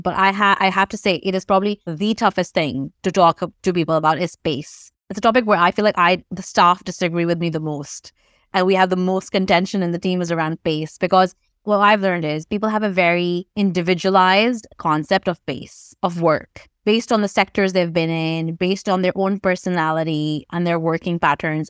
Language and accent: English; Pakistan; moved away; I grew up in Pakistan